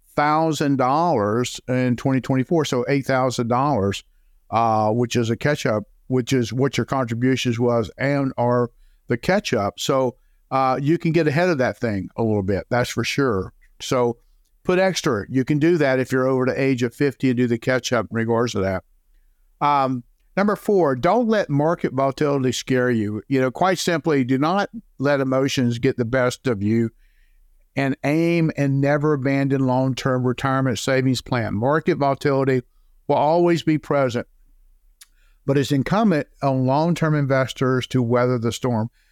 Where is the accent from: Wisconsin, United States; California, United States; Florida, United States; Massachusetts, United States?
Florida, United States; Jacksonville; now in Saint Augustine, United States; born and raised in Jacksonville, Florida